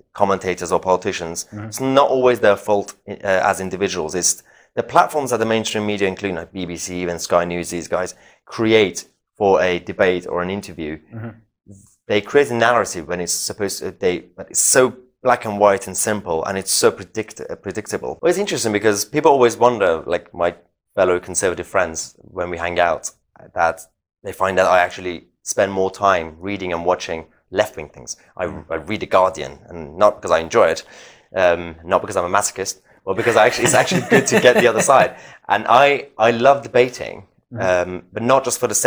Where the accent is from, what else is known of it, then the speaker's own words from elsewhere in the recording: London, United Kingdom; also born or lived in Iran; I was growing up in Lewisham, southeast London, you know, in a council state